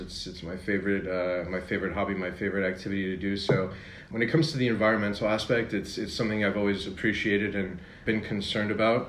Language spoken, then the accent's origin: English; New Jersey, United States; moved away as an adult; also born or lived in Pennsylvania / New York; now in Paris, France; I was born in New Jersey, where I was raised until I went to school in Pennsylvania